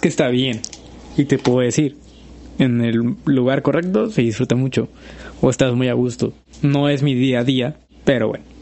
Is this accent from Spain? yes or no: no; Mexico; Soy mexicano